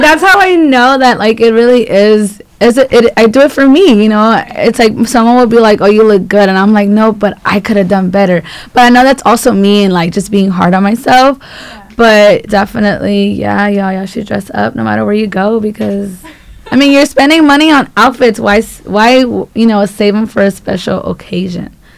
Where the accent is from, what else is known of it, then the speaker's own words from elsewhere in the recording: Los Angeles, California, United States; I am from South Central, so not far from here.